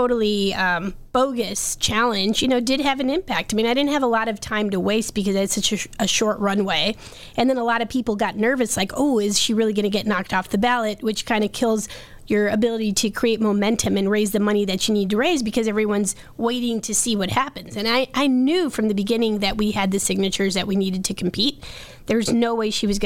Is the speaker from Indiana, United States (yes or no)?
no; Chicago, Illinois, United States; as a Chicagoan